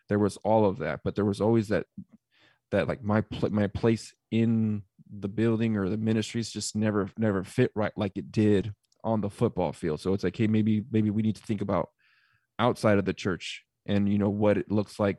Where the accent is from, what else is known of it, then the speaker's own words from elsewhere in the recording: California, United States; also born or lived in Arizona; I'm originally from California, and Calvary Chapel is a mega church.